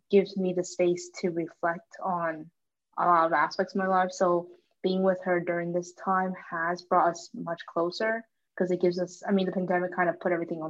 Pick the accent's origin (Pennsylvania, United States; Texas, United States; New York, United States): Pennsylvania, United States; Mechanicsburg; moved away as an adult; now in Washington, DC, United States; my hometown is in Pennsylvania, Mechanicsburg specifically.